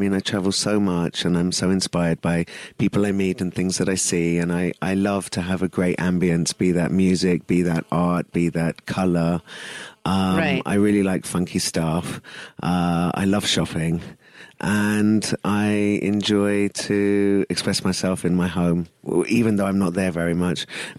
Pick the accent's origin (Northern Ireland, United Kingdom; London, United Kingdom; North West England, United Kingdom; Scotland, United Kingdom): London, United Kingdom; moved away as an adult; also born or lived in East Africa; now in Pune, India; I was born in Africa, in East Africa. Okay. And I moved to London when I was under one year old, and I was in England for like 23 years.